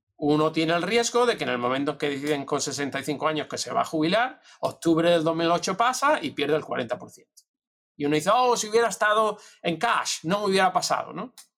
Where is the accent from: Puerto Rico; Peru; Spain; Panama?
Spain; moved away as an adult; also born or lived in Madrid; now in United States